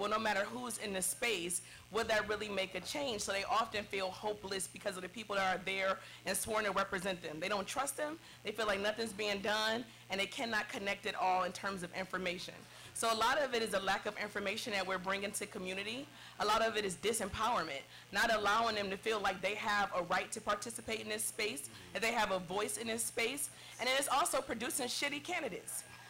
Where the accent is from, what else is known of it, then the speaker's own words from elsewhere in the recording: East Cleveland, Ohio, United States; I come from East Cleveland, born, bred, and raised.